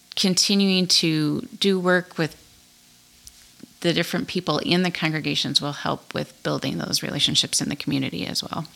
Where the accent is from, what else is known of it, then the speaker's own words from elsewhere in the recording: Montana, United States; moved away as an adult; also born or lived in Shelby, Montana / Colstrip, Montana / Great Falls, Montana / New Jersey; now in Belfield, United States; I am not from North Dakota. I grew up in Montana. Okay. Grew up in small towns around the state of Montana.